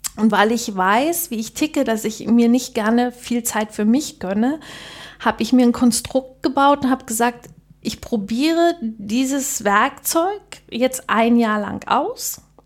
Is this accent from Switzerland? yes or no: no; Germany; bei uns in der DDR